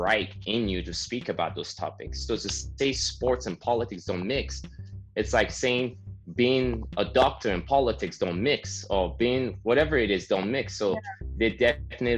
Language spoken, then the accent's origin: English; Nigeria; now in Canada; I grew up in Nigeria